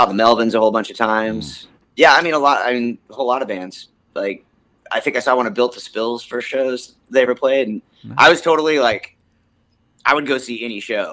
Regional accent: Bellingham, Washington, United States; born or raised there; also born or lived in Mount Vernon, Washington / Seattle, Washington

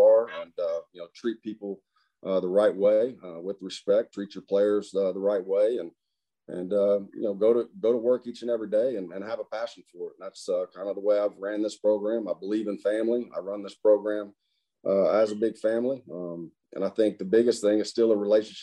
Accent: Muskogee, Oklahoma, United States; moved away; Muskogee, where my hometown was

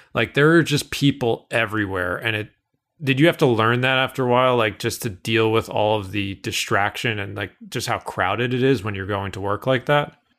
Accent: Northeast, United States; I'm from the Northeast.

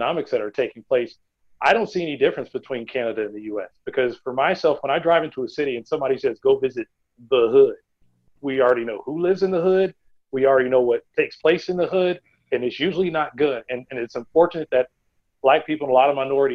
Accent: just outside of Tulsa, Oklahoma, United States; I grew up just outside of Tulsa

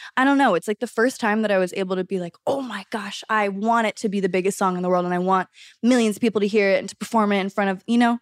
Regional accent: Los Angeles, California, United States; growing up in Los Angeles, in the center of it all

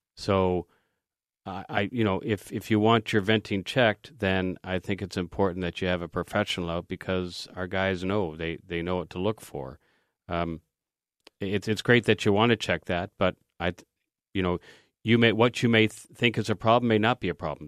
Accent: Canada; as a Canadian

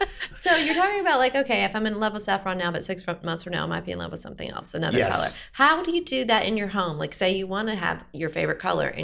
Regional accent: Atlanta, Georgia, United States; I lived in Atlanta since I was 10.

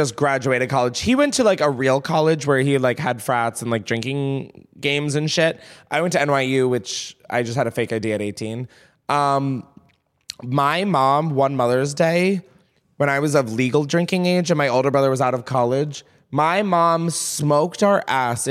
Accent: Delaware, United States; moved away; I'm from Delaware

